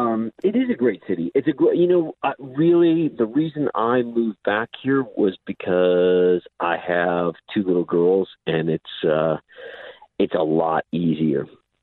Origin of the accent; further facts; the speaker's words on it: St. Louis, Missouri, United States; also born or lived in New York; now in St. Louis, United States; I am from St. Louis. I lived in New York most of my life, though.